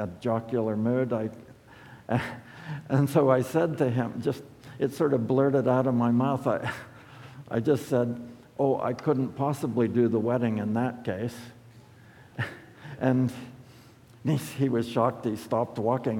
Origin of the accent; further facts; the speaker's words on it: United States; as American Christians